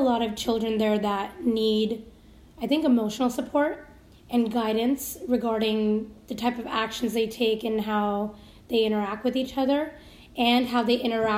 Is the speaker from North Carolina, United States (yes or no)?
no; Seattle, Washington, United States; I'm a native to Seattle, born and raised here